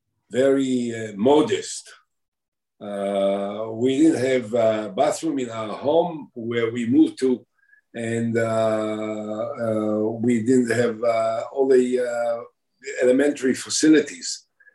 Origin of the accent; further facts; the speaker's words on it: Binyamina, Haifa District, Israel; also born or lived in Shuni; I grew up subsequently in a nearby. My parents moved after the creation of the State of Israel. They moved into Binyamina